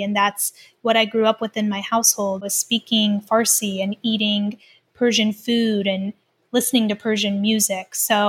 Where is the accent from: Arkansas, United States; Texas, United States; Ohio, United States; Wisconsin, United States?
Ohio, United States; Lima; also born or lived in Canada; I grew up in a very small town called Lima, Ohio.